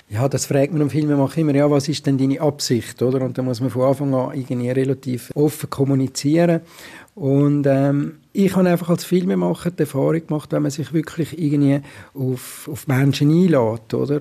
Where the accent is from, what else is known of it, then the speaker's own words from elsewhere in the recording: Zurich, Switzerland; als Zürcher